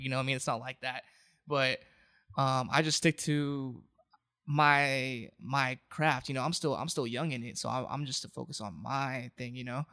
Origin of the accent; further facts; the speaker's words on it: Anaheim, California, United States; also born or lived in Santa Ana / Garden Grove / Westminster; Born and raised in Anaheim.